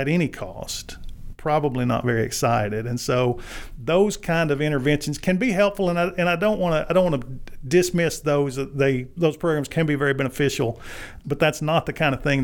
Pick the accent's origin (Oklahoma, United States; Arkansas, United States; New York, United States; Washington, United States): Arkansas, United States; as a native Arkansan, I grew up in Arkansas